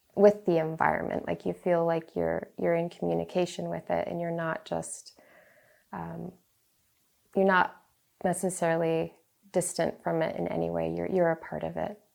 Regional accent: Galena, Alaska, United States; I grew up on the Yukon River in Galena, um, my parents moved there when I was like three

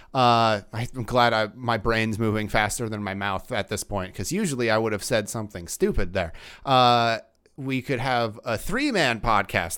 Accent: Georgia, United States; now in Pittsburgh, United States; I grew up in Georgia

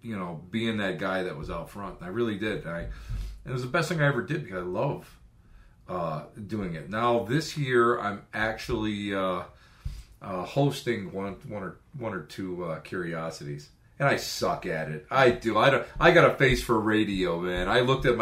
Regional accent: Buffalo, New York, United States; we're all from Buffalo

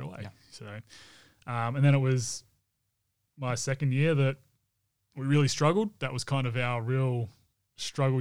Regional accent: Perth, Western Australia, Australia; growing up around the Wildcats and around dad being part of the Wildcats, and I guess being a celebrity here in Perth

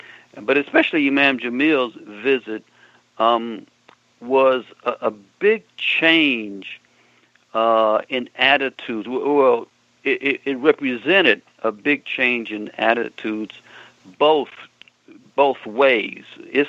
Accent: United States; For me personally, it started to change in the 70s when I lived overseas and I realized I am American.

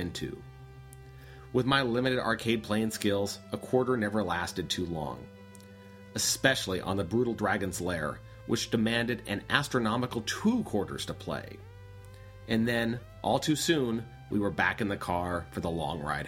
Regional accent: Denver, Colorado, United States; I grew up in the Denver area during the 1980s

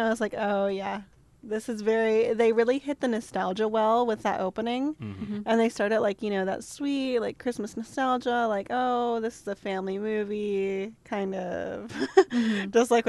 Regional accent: Texas, United States

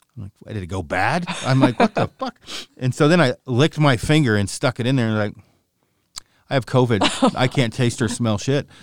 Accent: Oregon, United States; moved away as an adult; also born or lived in Silverdale, Washington / Port Townsend, Washington; I'm from Oregon originally

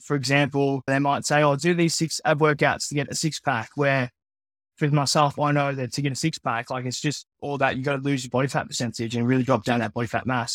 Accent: regional Victoria, Australia; also born or lived in Philippines; I was born in the Philippines, just north of Manila. Grew up in Australia, though, here in Victoria.

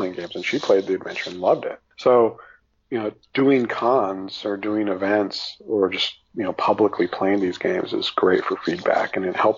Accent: Los Angeles, California, United States; I grew up in Hollywood, like around all this stuff

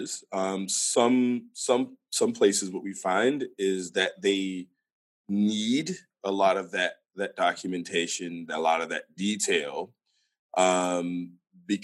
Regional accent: United States; as an American

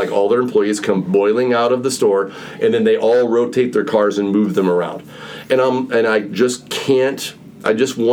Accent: Illinois, United States; I'm from Illinois

